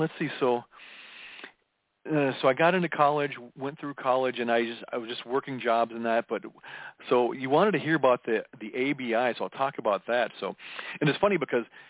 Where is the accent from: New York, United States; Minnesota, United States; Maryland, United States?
Minnesota, United States; Minneapolis; I was born in June of 1969 in the Twin Cities area. I was a third of five kids and we lived in a suburb of Minneapolis